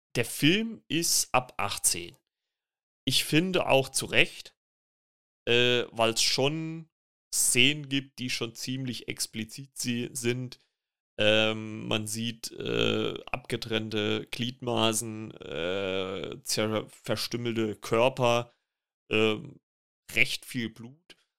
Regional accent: Germany; bei uns in Deutschland

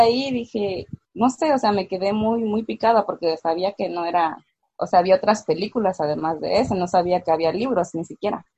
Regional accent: Mexico; tengo 22 años, soy de México

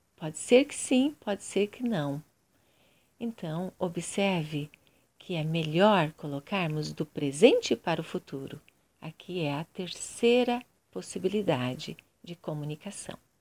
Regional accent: Curitiba, Paraná, Brazil; Eu sou de Curitiba, Paraná, Brasil

